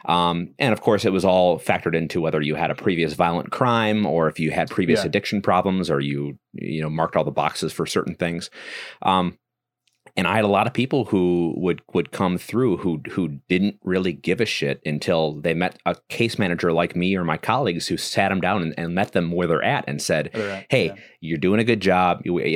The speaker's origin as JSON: {"language": "English", "region": "Wisconsin", "country": "United States", "also_born_or_lived": "Mississippi", "said": "I'm from Wisconsin."}